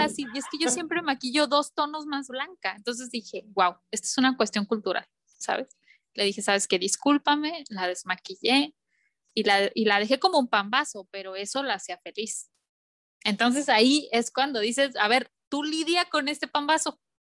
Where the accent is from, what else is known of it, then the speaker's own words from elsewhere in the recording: León, Guanajuato, Mexico; moved away as an adult; now in Miami, United States; en el estado de Guanajuato, que yo soy de León